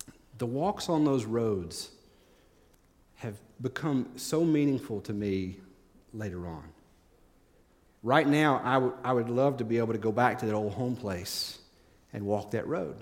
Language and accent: English; East Tennessee, United States; When I was growing up in East Tennessee